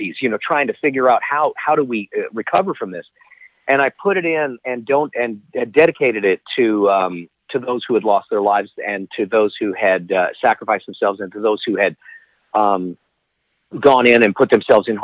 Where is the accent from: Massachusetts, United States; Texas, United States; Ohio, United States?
Texas, United States; Dallas; born and raised in Dallas, Texas